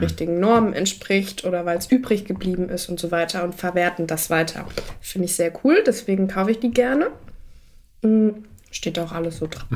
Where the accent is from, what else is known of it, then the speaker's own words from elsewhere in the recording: Germany; da, wo ich aufgewachsen bin, ist ja nahe zu Frankreich